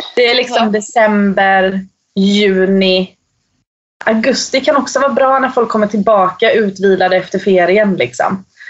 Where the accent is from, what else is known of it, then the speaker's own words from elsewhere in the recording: Eksjö, Jönköping County, Sweden; moved away as an adult; now in Norway; jag kommer från en liten by i södra Småland, som, eller i Småland som heter Eksjö